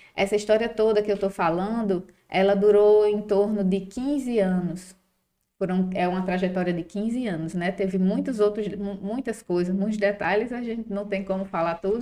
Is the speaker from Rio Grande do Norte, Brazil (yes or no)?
yes; Mossoró, Rio Grande do Norte, Brazil; sou de Mossoró